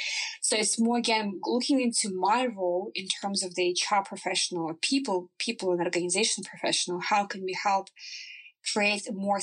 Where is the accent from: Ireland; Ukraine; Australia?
Ukraine; English is a second language; moved away as an adult; now in Norway; So I came from Ukraine to Norway. I was the youngest employee in the organization.